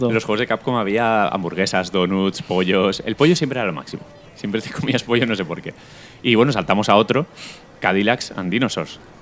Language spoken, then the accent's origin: Spanish; Elda, Valencian Community, Spain; en mi pueblo, en Elda